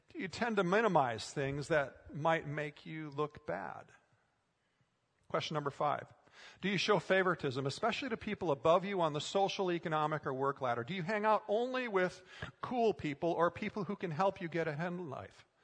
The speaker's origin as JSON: {"language": "English", "region": "Minnesota", "country": "United States", "tie": "born or raised there", "moved": "yes", "said": "Growing up in Minnesota, I spent a lot of time working on farms"}